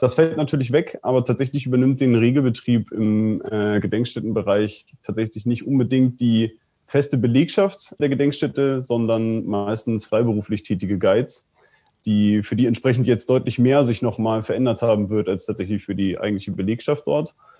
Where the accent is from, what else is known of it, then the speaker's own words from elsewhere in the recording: Soltau, Lower Saxony, Germany; aus meiner Heimatstadt in Soltau